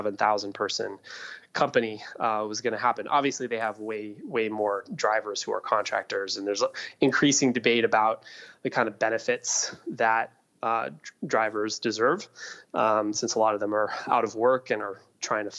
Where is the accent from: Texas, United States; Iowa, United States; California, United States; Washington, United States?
Iowa, United States; I grew up in Iowa